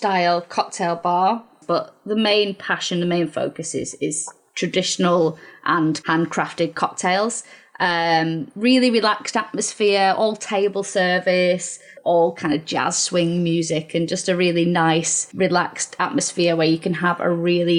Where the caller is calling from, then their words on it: Warrington, North West England, United Kingdom; So I'm at home, which is kind of Warrington way. But obviously, my business is in Altrincham. So, South Manchester, Cheshire, if you like.